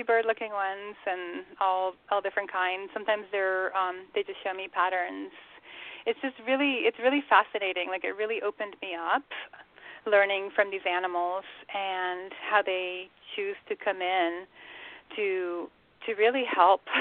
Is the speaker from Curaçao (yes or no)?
yes; Curaçao; now in Atlanta, United States; I grew up in Curacao, which is a little tiny Dutch island of the Caribbean